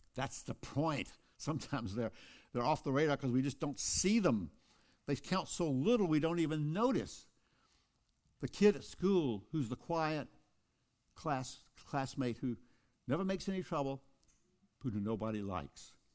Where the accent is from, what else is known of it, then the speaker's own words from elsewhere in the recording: Kosciusko, Mississippi, United States; Oprah Winfrey and I were born in the same town of Kosciuszko, Mississippi